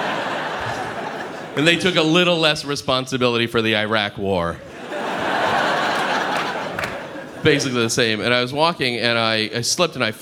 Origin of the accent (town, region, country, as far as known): United States